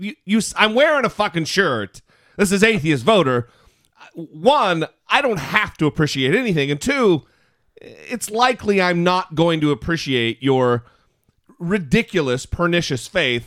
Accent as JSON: {"language": "English", "region": "Idaho", "country": "United States", "moved": "yes", "lives_now": "Los Angeles, United States", "said": "we both live in the Los Angeles area now, but we're both from Idaho"}